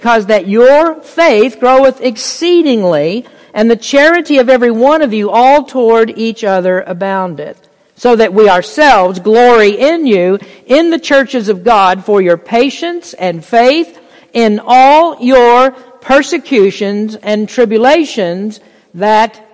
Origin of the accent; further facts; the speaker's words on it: United States; We're blessed as American Christians